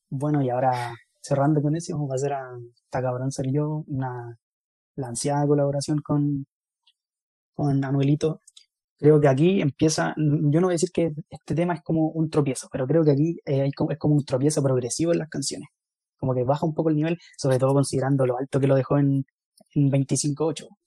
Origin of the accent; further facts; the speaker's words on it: Chile; somos chilenos